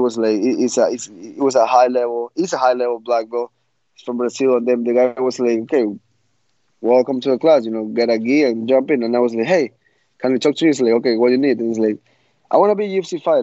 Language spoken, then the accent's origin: English; Ecuador; I grew up in Ecuador, and there wasn't much fighting for me there